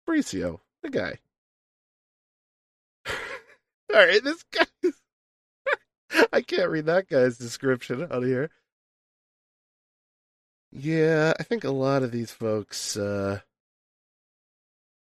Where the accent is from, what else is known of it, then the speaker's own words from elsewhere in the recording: New Jersey, United States; from America, from New Jersey